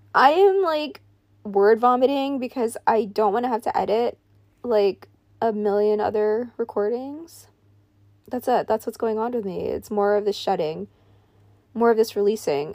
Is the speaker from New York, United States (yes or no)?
yes; New York, United States; I grew up in New York